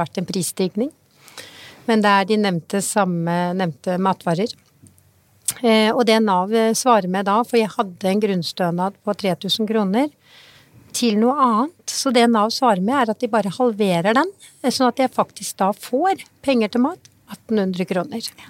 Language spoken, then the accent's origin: Norwegian; Norway; jeg er født i Norge og er norsk.